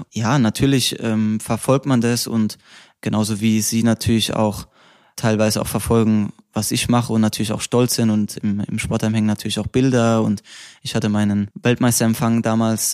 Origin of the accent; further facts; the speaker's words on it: Rhineland-Palatinate, Germany; accent: Palatinate dialect; moved away; also born or lived in Saarbrücken / Mainz; jetzt komme ich schon ins, in Dialekt, nur weil ich über meine Heimat rede